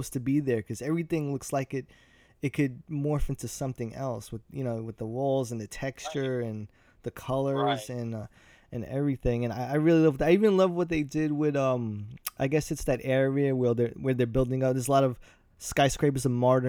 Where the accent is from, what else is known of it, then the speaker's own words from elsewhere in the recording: New York, United States; I'm from New York